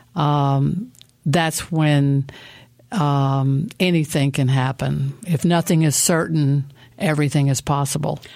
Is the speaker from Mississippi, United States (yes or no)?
yes; Mississippi, United States; moved away; also born or lived in Asheville, North Carolina; I was born in Mississippi